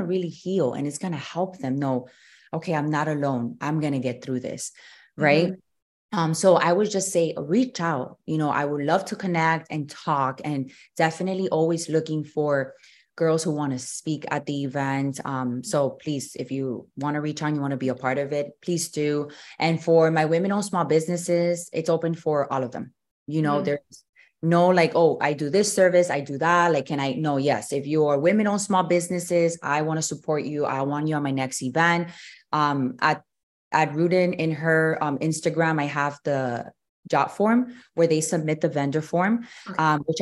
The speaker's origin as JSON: {"language": "English", "town": "Miami", "region": "Florida", "country": "United States", "tie": "born or raised there", "also_born_or_lived": "Louisiana / San Diego, California", "said": "I was born and raised here in Miami."}